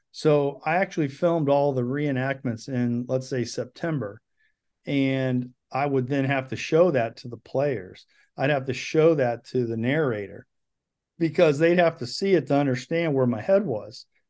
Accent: Ohio, United States; born or raised there

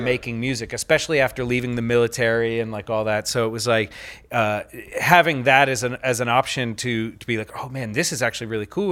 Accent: Pennsylvania, United States; I grew up in Pennsylvania

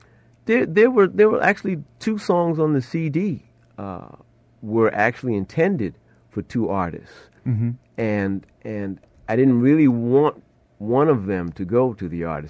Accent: New York City, New York, United States; I grew up in the Bronx

